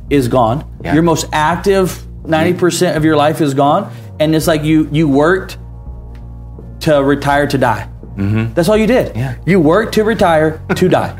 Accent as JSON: {"language": "English", "town": "Atlanta", "region": "Georgia", "country": "United States", "tie": "born or raised there", "said": "my hometown Atlanta"}